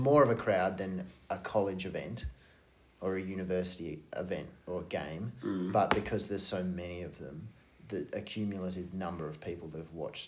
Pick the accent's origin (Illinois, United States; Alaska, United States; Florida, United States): Alaska, United States; No, I'm from Alaska.